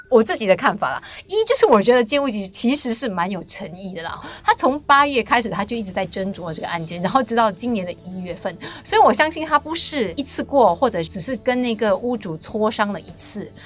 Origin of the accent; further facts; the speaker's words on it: Singapore; 我们新加坡人